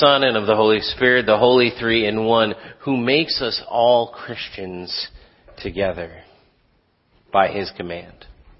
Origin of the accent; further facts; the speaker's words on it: Philippines; And I grew up answering that question a lot because I grew up in the Philippines where also Lutherans aren't terribly thick.